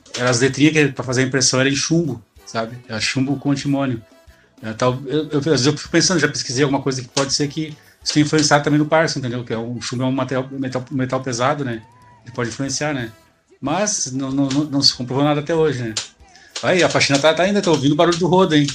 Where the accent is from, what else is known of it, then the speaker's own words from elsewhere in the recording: Rio Grande do Sul, Brazil; sou aqui do sul aqui, do Rio Grande do Sul